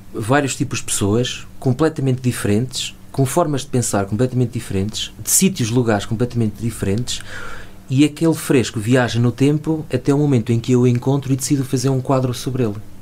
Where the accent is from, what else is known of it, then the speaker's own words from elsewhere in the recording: Chaves, Norte, Portugal; also born or lived in Lisbon; venho de Chaves, da periferia, de uma rua relativamente, relativamente pobre